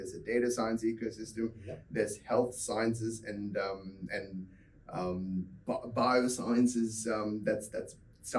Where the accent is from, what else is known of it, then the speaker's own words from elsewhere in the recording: Mumbai, Maharashtra, India; moved away as an adult; also born or lived in South Carolina, United States; now in Perth, Australia; I grew up in India, in Mumbai